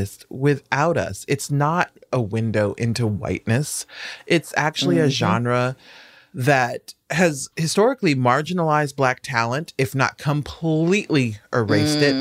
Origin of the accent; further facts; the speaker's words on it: Nebraska, United States; I'm from Nebraska